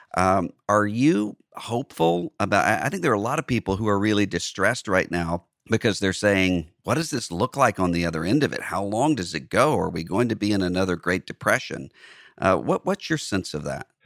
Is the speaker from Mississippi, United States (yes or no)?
yes; Biloxi, Mississippi, United States; my hometown of Biloxi